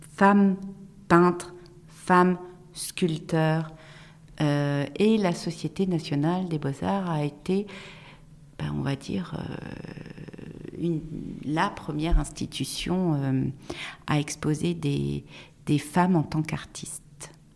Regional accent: Tours, Centre-Val de Loire, France; je suis née à Tours, j'ai fait mes, toutes mes études à Tours

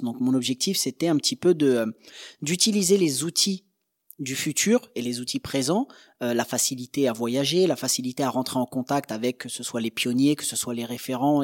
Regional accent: Angers, Pays de la Loire, France; on vient d'une petite ville d'Angers

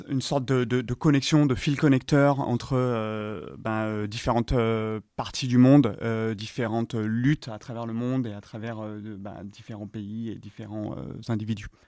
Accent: United States; French is a second language; now in Europe; Euh, bah, là où j'ai grandi aux États-Unis, euh, par exemple, le système éducatif était terrible. J'ai appris aucune langue, j'ai rien appris sur le reste du monde en fait.

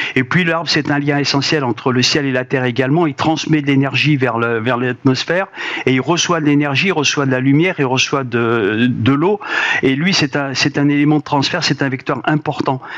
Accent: Auvergne-Rhône-Alpes, France; je suis originaire de la Haute-Auvergne

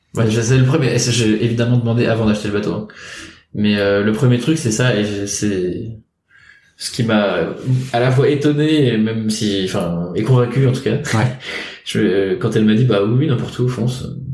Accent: Rennes, Brittany, France; moved away as an adult; also born or lived in Paris; j'ai grandi à Rennes, en Bretagne.

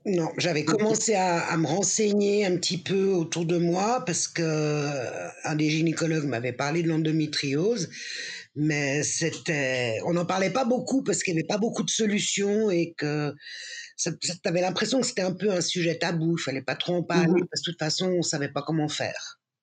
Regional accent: Geneva, Switzerland; Je suis née à Genève de parents espagnols

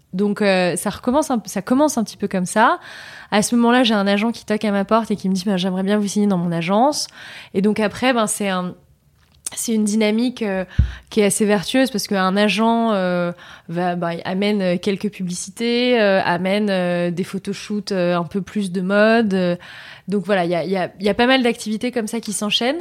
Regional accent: Vichy, Auvergne-Rhône-Alpes, France; Je suis née en Auvergne, une région que j'aime beaucoup. Je suis née à Vichy

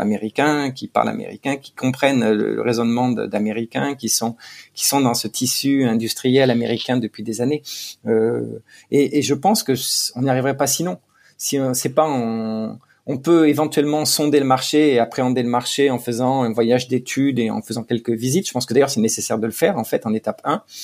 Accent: France; now in United States; On euh, on cache pas qu'on est français, on est fier d'être français

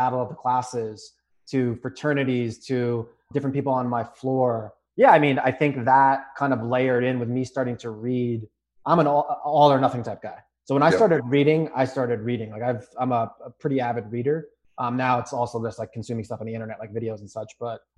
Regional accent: New York, United States; I'm from New York.

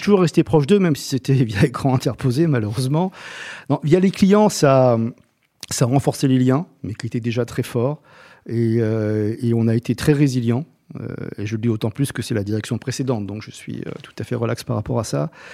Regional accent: Rome, Lazio, Italy; also born or lived in Salento; now in France; je suis né à Rome et toute ma famille est du Salento

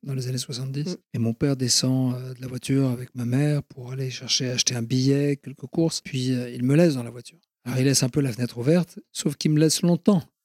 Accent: Ionian Islands, Greece; je suis originaire de la Grèce, de la mer Ionienne, c'est-à-dire que je suis mm-hmm. exactement en face de l'Italie

